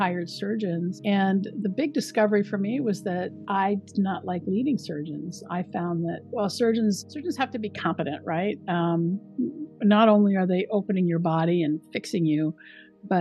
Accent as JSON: {"language": "English", "town": "Richland", "region": "Washington", "country": "United States", "tie": "born or raised there", "also_born_or_lived": "California / Chicago", "moved": "as an adult", "lives_now": "New York, United States", "said": "I grew up in Washington State, southeastern Washington State, in a small town called Richland"}